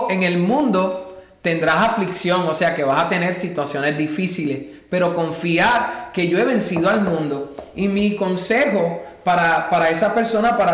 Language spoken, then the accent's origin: Spanish; Puerto Rico; moved away as an adult; venimos de Puerto Rico y yo estaba acostumbrado a trabajar normalmente como normalmente se trabaja, desde las 8 hasta las 3 de la tarde y llegar aquí y al no tener el idioma